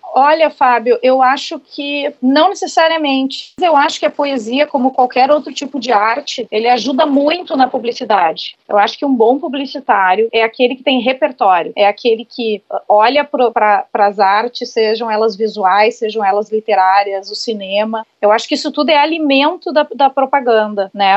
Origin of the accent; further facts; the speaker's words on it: Santo Ângelo, Rio Grande do Sul, Brazil; moved away as an adult; foi onde eu nasci e eu morei até os meus 19 anos